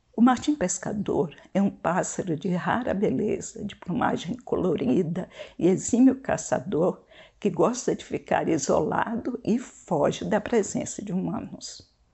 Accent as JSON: {"language": "Portuguese", "region": "interior of Maranhão", "country": "Brazil", "tie": "born or raised there", "moved": "yes", "said": "Sou nordestina e cresci num ambiente que tinha costumes muito diferentes"}